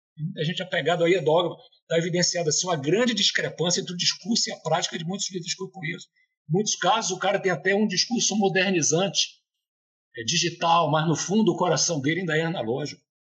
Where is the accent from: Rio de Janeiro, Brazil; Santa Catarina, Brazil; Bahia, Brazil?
Bahia, Brazil; Eu, como um bom baiano